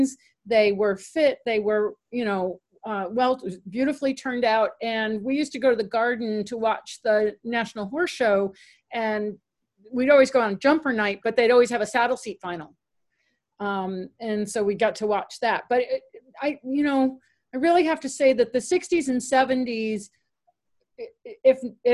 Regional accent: Connecticut, United States; when I was a kid growing up in Connecticut

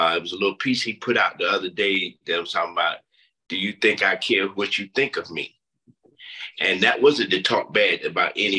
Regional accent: Pinehurst, North Carolina, United States; moved away as an adult; also born or lived in Washington, D.C.; growing up in Pinehurst

